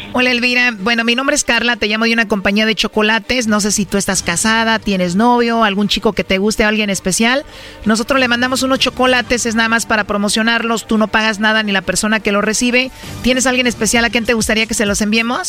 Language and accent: Spanish; Jalisco, Mexico; yo soy de México, soy de Jalisco